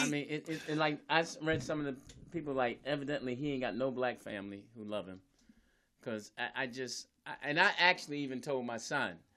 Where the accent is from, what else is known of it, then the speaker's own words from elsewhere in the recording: Philadelphia, Pennsylvania, United States; I was raised in Philly